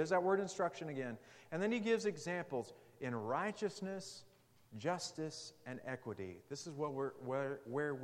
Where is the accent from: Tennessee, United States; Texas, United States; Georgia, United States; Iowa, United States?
Texas, United States; Amarillo; Mrs. Pemberton's freshman English class at Amarillo High School.